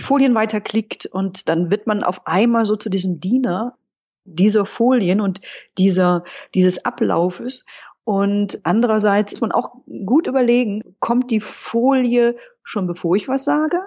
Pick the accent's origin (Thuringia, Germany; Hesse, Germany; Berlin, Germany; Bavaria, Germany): Berlin, Germany; als Berliner